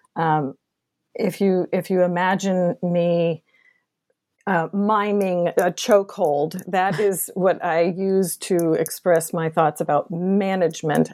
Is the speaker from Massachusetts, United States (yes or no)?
yes; Boston, Massachusetts, United States; also born or lived in Kentucky; now in Texas, United States; I was born and raised in Boston, Massachusetts